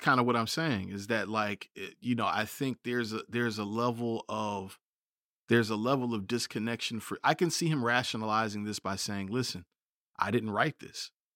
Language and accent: English; United States; being American